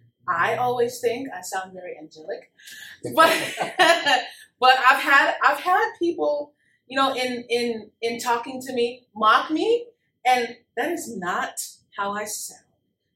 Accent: Texas, United States; Well, I'm from South of Texas.

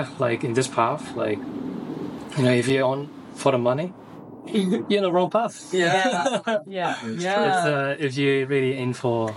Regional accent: East Coast of Australia, Australia; moved away as an adult; now in Perth, Australia; I'm Australian, but technically I'm kind of like hybrid. I used to grow up here in East Coast

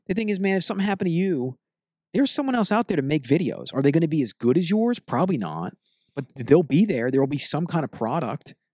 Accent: United States; we're two American pig people

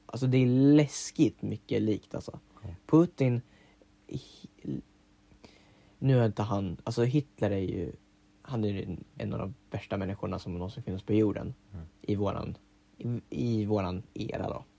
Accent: Sweden; Vi är tio miljoner svenskar

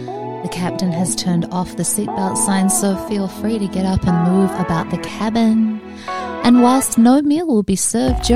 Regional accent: New Zealand; now in Los Angeles, United States; Growing up in New Zealand, I learned to drive in heavy rain

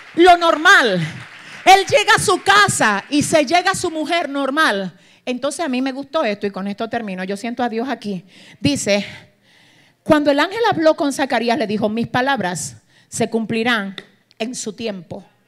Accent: Cibao, Dominican Republic; yo soy cibaeña

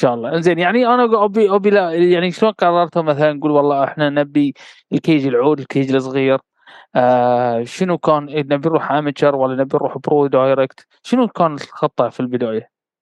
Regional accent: Bahrain; انا بحريني

